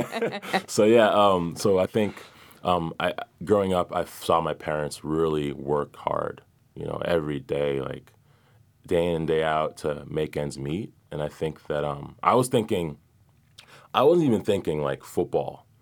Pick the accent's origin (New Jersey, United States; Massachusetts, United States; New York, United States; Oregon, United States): Massachusetts, United States; Brockton; moved away as an adult; Grew up in Brockton, Massachusetts, which is a very blue collar, you know, city